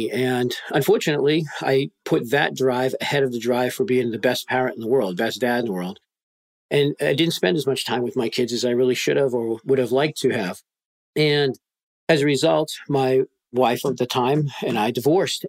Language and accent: English; just north of Boston, Massachusetts, United States; I was born in the Northeast, just outside of Boston, Massachusetts, just north of there